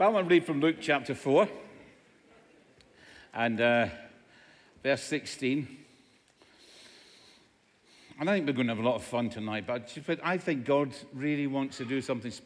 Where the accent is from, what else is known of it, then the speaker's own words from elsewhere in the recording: Scotland, United Kingdom; In Scotland, where I come from, everybody speaks like this